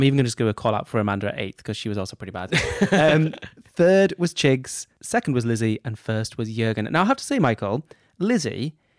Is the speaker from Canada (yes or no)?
no; United Kingdom; We're British.